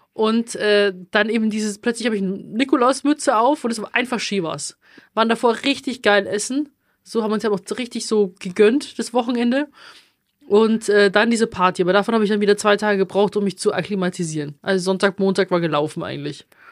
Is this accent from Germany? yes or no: yes; Bavaria, Germany; accent: Bavarian; ich auch immer mehr anfange, bayerisch zu reden, also ich merke, ich rede dann auch immer mehr Dialekt